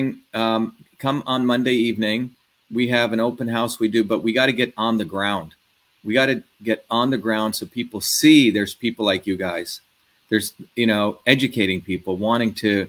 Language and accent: English; India; also born or lived in New Jersey; now in United States; I came from India